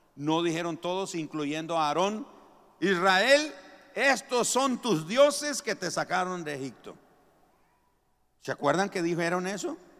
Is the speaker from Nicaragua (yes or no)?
yes; Nicaragua; moved away; todos los nicas llevan queso, rosquillas, huirilas, elotes cocidos, oltamales